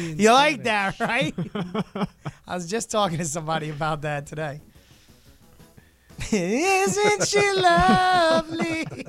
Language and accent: English; Texas, United States; I am Texan.